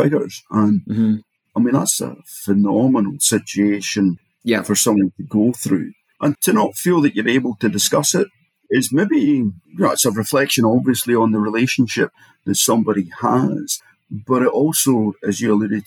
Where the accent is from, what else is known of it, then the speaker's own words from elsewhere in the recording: Edinburgh, Scotland, United Kingdom; I come from Edinburgh